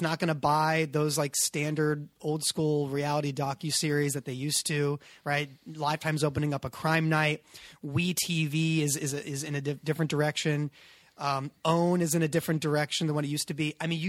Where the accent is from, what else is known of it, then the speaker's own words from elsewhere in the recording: Agoura Hills, California, United States; No. See, I grew up in Agoura Hills.